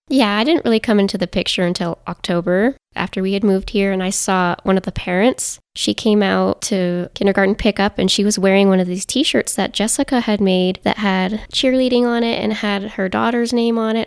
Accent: Paonia, Colorado, United States; moved away as an adult; now in Alamosa, United States; I grew up in Paonia, Colorado.

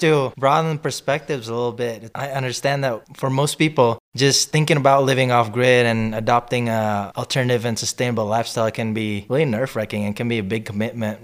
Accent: Indonesia; also born or lived in several states in the United States; now in Crestone, United States; I'm originally from Indonesia

